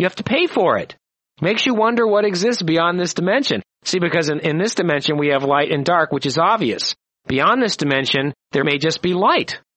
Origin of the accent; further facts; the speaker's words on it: United States; I was raised in America.